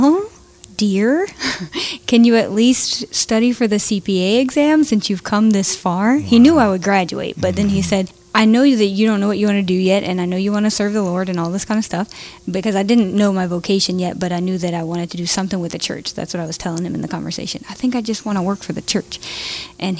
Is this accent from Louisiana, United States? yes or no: yes; Jennings, Louisiana, United States; moved away as an adult; now in Tanzania; I was born and raised in Jennings, Louisiana